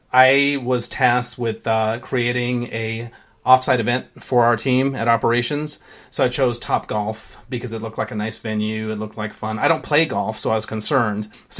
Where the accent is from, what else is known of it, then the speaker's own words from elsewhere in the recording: Sri Lanka; born there; So I was born in Sri Lanka. I go there all the time.